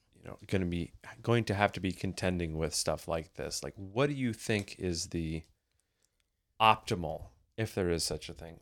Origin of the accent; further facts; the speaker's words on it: United States; I grew up in the States